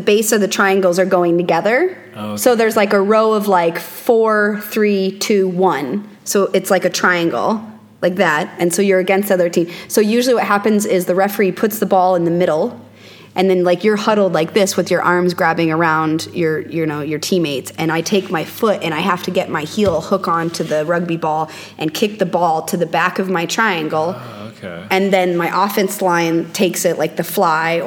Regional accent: Missouri, United States; now in Scottsdale, United States; I'm from Missouri originally, in the Midwest

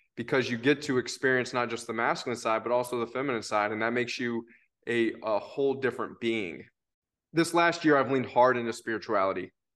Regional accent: Tennessee, United States; I am from Tennessee

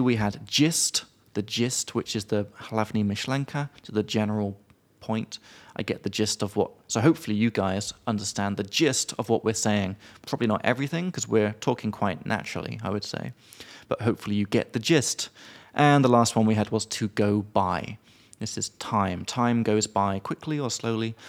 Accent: United Kingdom; now in Czech Republic; as a British guy

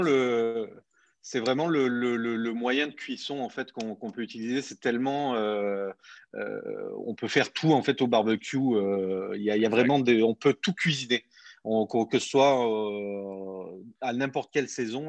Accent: Montpellier, Occitania, France; moved away as an adult; now in Quebec, Canada; je suis parti de France, je viens de, Montpellier, dans le sud de la France.

